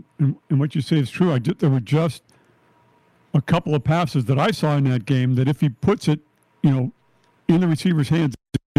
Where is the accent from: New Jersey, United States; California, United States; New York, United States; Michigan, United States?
California, United States; Northern; I'm from Northern California.